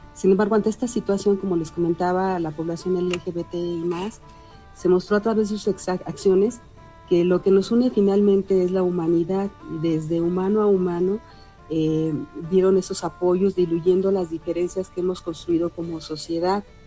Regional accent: Mexico; el arraigo que tenemos como sociedad mexicana

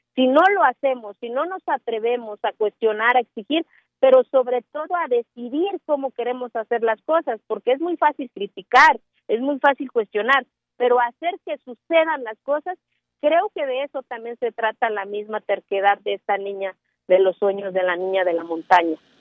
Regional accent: Mexico; soy mexicana

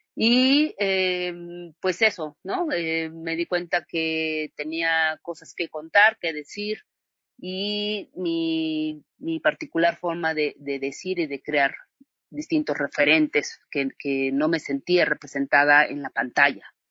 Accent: Villa Guadalupe Victoria, Oaxaca, Mexico; moved away; also born or lived in Tlaxiaco / Mexico City; yo soy originaria aquí de Villa Guadalupe Victoria, me fui a estudiar a Tlaxiaco primero

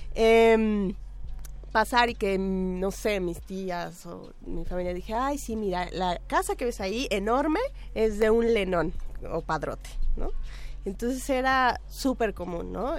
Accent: Tlaxcala, Mexico; yo soy de Tlaxcala

